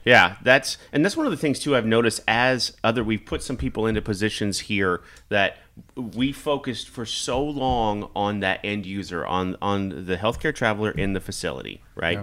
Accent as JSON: {"language": "English", "region": "Kansas", "country": "United States", "tie": "born or raised there", "also_born_or_lived": "Nebraska", "moved": "as an adult", "lives_now": "Omaha, United States", "said": "I grew up in Kansas. I was born in Nebraska."}